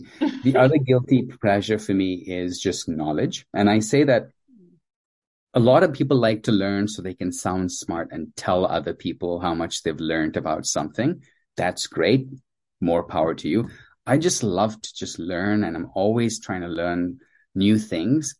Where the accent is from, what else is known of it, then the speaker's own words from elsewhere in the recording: Zimbabwe; also born or lived in India; I was born in India to Indian parents, and as a toddler, my parents moved to sub-Saharan Africa to a recently independent at the time, a former British colony of Zimbabwe